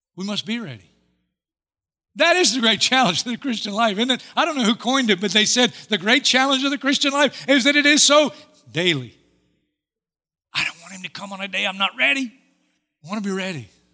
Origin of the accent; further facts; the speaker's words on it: Hartsville, South Carolina, United States; I'm in Hartsfield, South Carolina, my hometown